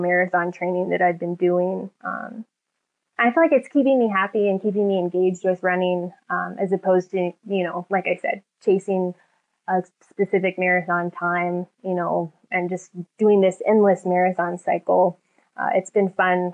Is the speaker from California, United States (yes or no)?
yes; San Diego, California, United States; my hometown of San Diego